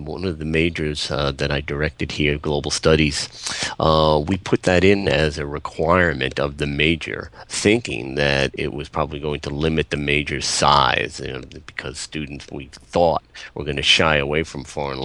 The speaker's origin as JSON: {"language": "English", "area": "Long Island", "region": "New York", "country": "United States", "tie": "born or raised there", "said": "I grew up on Long Island"}